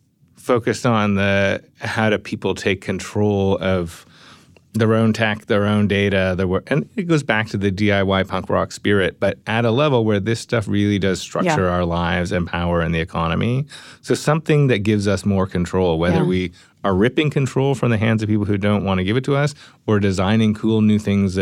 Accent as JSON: {"language": "English", "country": "Canada", "said": "Yeah, I mean, I'm Canadian, right?"}